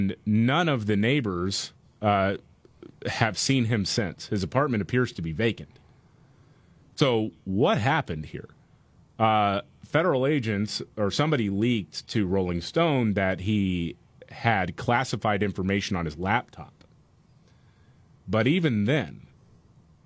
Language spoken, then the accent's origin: English; Houston, Texas, United States; my hometown of Houston